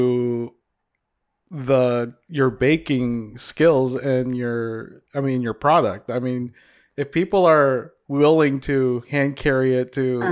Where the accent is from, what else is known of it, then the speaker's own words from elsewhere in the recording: Hopkins, Minnesota, United States; also born or lived in Davao, Philippines; I grew up in Hopkins, in like the western suburbs, Minnetonka.